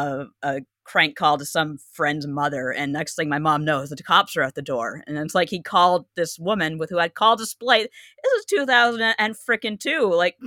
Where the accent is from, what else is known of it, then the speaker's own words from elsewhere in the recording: Canada; growing up in Canada.